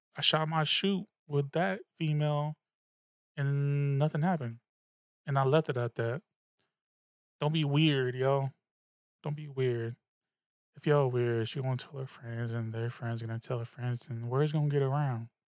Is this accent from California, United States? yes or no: yes; the Bay Area, California, United States; also born or lived in Suisun City, California; I'm from the Bay, that's what we do, alright? I was wearing tall tees in, in sixth, seventh, eighth grade